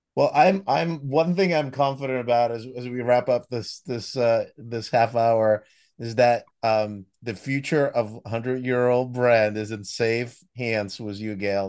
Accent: United States; accent: American; the U S, as you could hear from my accent, one that's near and dear to my heart

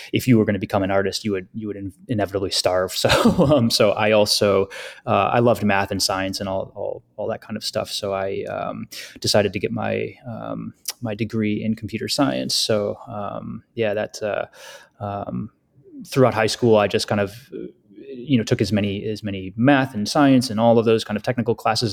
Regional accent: Western upstate New York, United States; also born or lived in Finger Lakes region, New York; I grew up in Western upstate New York, and I currently live in the Finger Lakes region

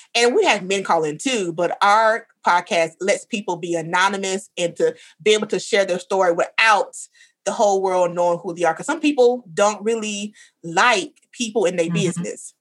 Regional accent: the South, United States; I grew up in the South

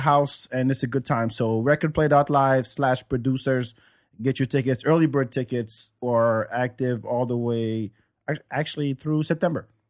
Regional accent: France; moved away as an adult; also born or lived in Senegal; now in United States; growing up in France

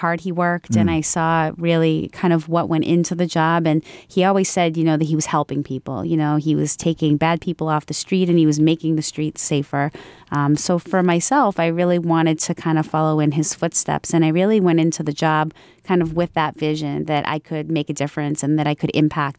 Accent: Franklin, United States; I started here in Franklin, in my hometown.

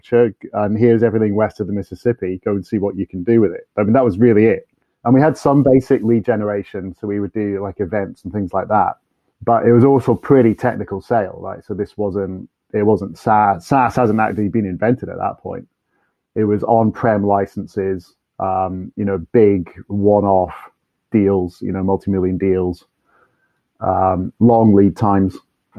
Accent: North Berwick, Scotland, United Kingdom; moved away as an adult; also born or lived in Manchester / United States; I did grow up in Scotland. So I grew up in North Berwick near Edinburgh

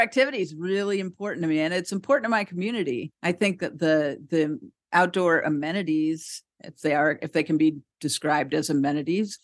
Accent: San Diego, California, United States; I grew up in San Diego

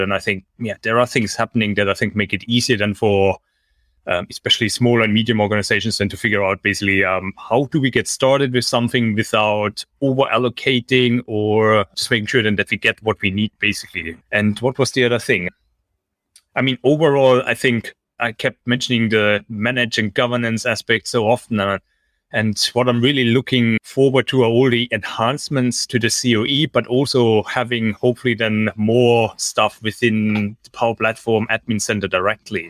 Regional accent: Germany; moved away as an adult; now in Singapore; I'm originally from Germany and I studied in Germany

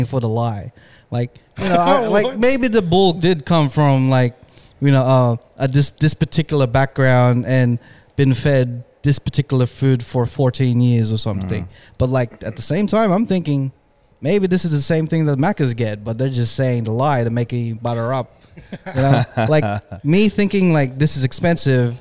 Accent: Philippines; I'm Filipino.

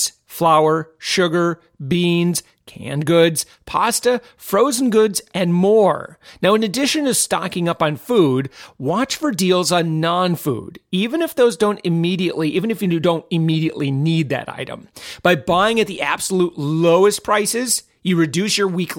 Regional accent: Orlando, Florida, United States; my hometown, Orlando, Florida

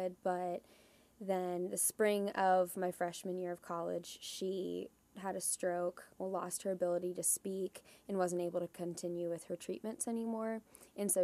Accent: Columbus, Ohio, United States; moved away as an adult; also born or lived in Huntington, Indiana; I was born and raised just outside of Columbus, Ohio

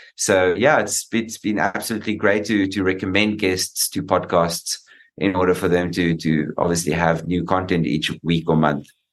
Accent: South Africa; being a South African

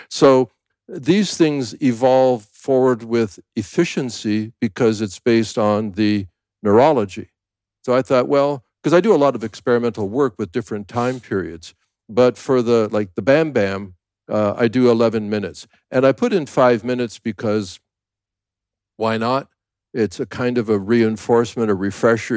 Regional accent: Canada; also born or lived in United States; now in Thailand; I'm a Canadian born, a U S citizen, live in Thailand

